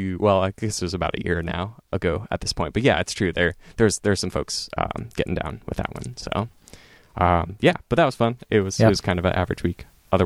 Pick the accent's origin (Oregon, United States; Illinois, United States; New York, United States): Oregon, United States; Eastern; now in Portland, United States; growing up in Eastern Oregon versus like living in Portland